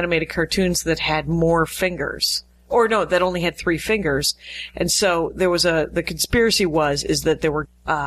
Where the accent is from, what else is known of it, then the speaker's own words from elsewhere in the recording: Lake Michigan, Midwest, United States; now in Los Angeles, United States; I grew up on Lake Michigan